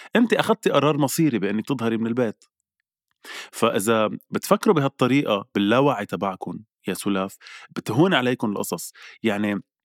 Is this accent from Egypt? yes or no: no; Lebanon; نحن كلبنانيه وكعرب